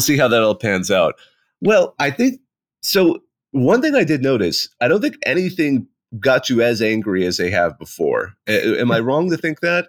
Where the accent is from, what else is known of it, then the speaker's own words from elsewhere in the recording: West Coast, United States; moved away; I grew up on the West Coast